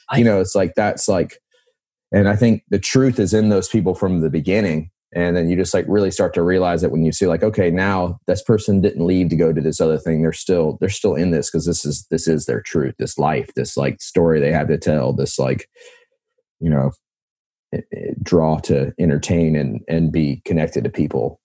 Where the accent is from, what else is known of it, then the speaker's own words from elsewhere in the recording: Florence, South Carolina, United States; I grew up in a little town called Florence